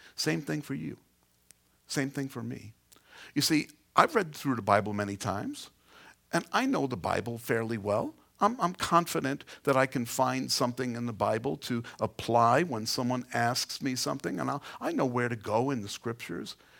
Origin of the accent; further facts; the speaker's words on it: New York City, New York, United States; I come from Queens